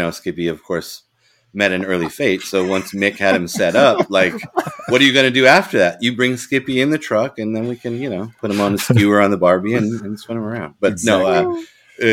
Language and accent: English; Colorado, United States; I'm from Colorado originally